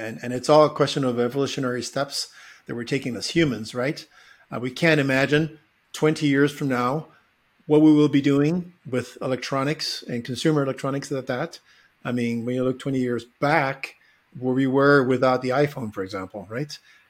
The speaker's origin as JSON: {"language": "English", "country": "Bolivia", "tie": "born or raised there", "also_born_or_lived": "California, United States", "said": "I was actually born in California, but I was raised in Bolivia to an American father. But because we spoke three languages at home, and I was exposed to German and Spanish and English."}